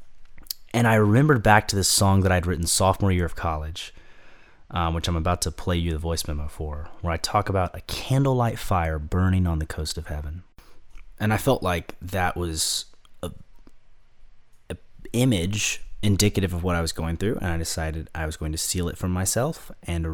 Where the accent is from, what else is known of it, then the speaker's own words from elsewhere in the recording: Georgia, United States; I was raised in Georgia